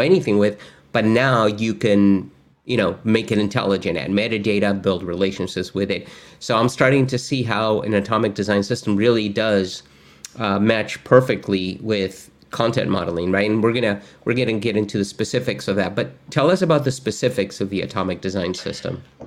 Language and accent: English; Argentina; I'm actually from Argentina